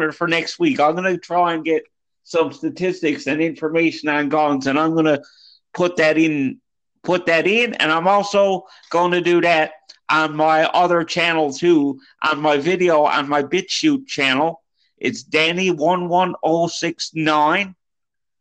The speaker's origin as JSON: {"language": "English", "town": "Deer Lake", "region": "Newfoundland and Labrador", "country": "Canada", "tie": "born or raised there", "said": "my actual hometown of Deer Lake, Newfoundland"}